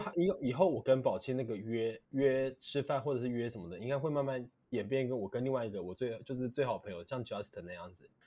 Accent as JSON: {"language": "Chinese", "country": "Taiwan", "said": "我们台湾人会讲早安大概是中午以前"}